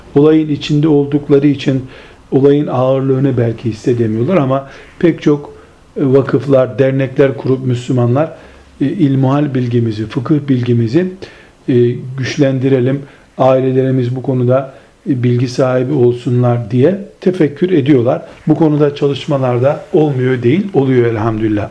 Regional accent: Turkey; bizim memleketimiz, Türkiye'mizi kastederek söylüyorum

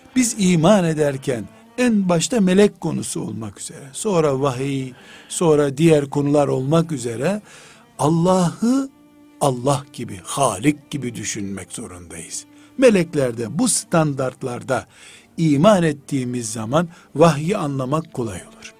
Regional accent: Black Sea Region, Turkey; born or raised there

